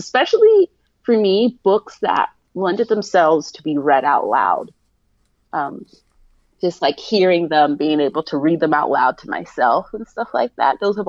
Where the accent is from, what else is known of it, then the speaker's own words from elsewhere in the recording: Columbus, Ohio, United States; I grew up in Columbus, Ohio